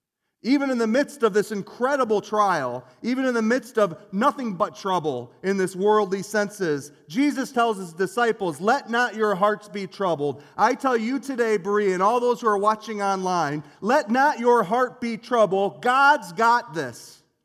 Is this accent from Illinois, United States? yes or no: no; Union Lake, Michigan, United States; I grew up in Union Lake, Michigan. And where I grew up, I lived on the poor side of Cooley Lake Road.